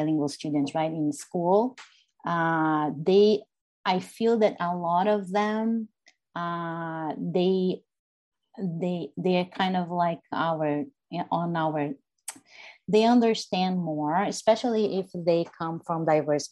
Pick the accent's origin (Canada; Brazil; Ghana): Brazil; now in United States; I'm from Brazil. I grew up in Brazil. I was born in the US.